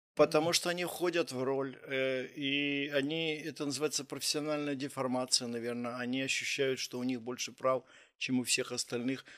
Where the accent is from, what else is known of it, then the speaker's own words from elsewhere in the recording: Kyiv, Ukraine; also born or lived in Kharkiv; я из Киева